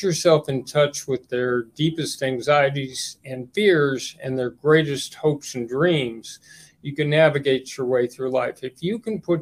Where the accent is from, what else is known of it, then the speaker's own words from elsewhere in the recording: Los Angeles, California, United States; we grew up in West Los Angeles in the 50s and 60s